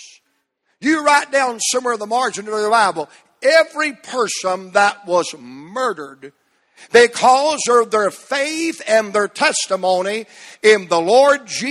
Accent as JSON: {"language": "English", "country": "United States", "said": "as an American"}